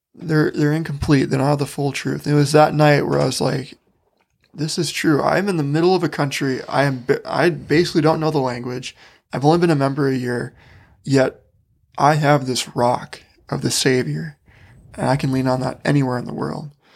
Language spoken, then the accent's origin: English; Wisconsin, United States; moved away as an adult; now in Utah, United States; I grew up in Wisconsin